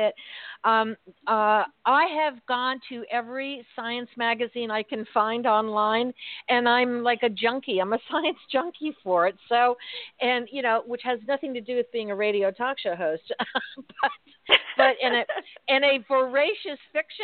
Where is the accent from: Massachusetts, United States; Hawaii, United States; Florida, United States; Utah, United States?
Massachusetts, United States; Worcester; So my folks were from Worcester. We're from Worcester